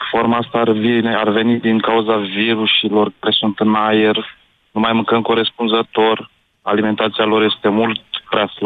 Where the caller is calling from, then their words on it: Călărași, Călărași County, Romania; Eu sunt din Călăraș.